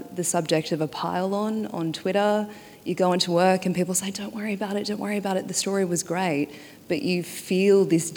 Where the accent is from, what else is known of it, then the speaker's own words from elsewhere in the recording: Torres Strait Islands, Queensland, Australia; moved away; I am from the Torres Strait Islands. It's a small group of islands on the very tip of Australia.